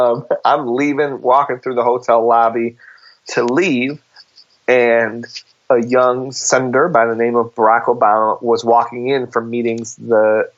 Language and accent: English; Buffalo, New York, United States; Yeah, Buffalo, New York.